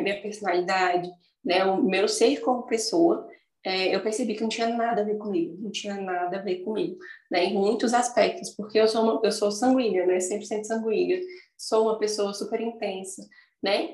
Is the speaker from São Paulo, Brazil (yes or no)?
no; Brasília, Federal District, Brazil; eu sou de Brasília